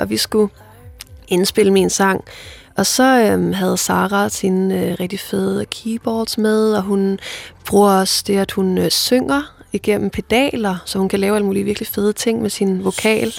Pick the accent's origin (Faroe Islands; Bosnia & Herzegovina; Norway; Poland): Faroe Islands; first language Faroese; Danish is a second language; mit færøske sprog